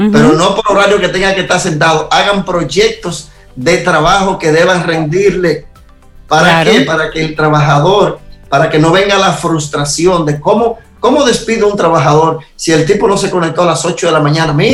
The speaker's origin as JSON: {"language": "Spanish", "country": "Dominican Republic", "lives_now": "Israel", "said": "aunque yo soy dominicano y estoy en Israel, ese espacio de mi embajada es República Dominicana"}